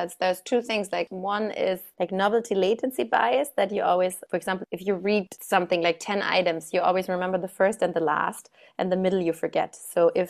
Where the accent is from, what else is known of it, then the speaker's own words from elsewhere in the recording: Germany; moved away; I'm from Germany originally